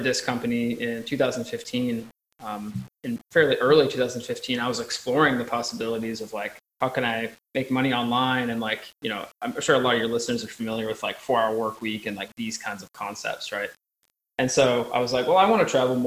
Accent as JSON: {"language": "English", "region": "Eastern United States", "country": "United States", "moved": "as an adult", "lives_now": "Montpellier, France", "said": "I'm from Eastern United States and live currently in Southern France, where I'm talking to you from here in sunny Montpellier"}